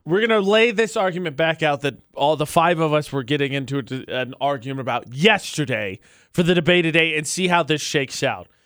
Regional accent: Indiana, United States; now in Utah, United States; I'm from Indiana, of course

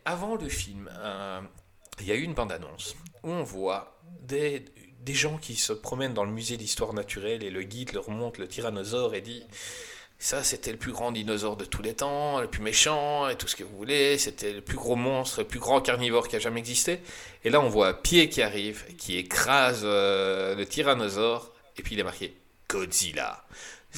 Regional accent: Belgium; en tant que Belge

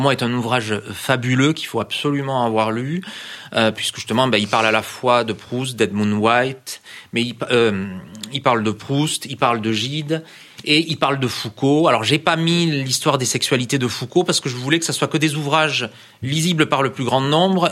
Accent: France; je suis français

